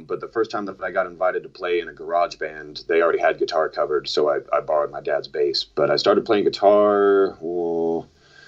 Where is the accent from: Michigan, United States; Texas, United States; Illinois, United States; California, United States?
California, United States; Montclair; also born or lived in Seattle, Washington; I grew up in Southern California, like around Montclair, Ontario, Pomona area